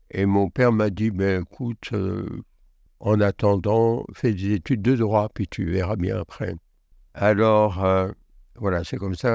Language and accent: French; Algeria; also born or lived in Belgium; le début de mon enfance s'est déroulé en Belgique et davantage en Algérie. J'y suis né, j'ai été à l'école euh, enfantine en Belgique.